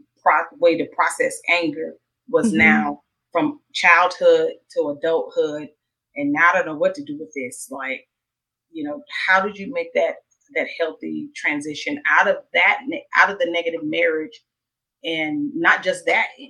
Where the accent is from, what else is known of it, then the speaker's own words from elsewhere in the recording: Mississippi, United States; I grew up in Mississippi in a small town.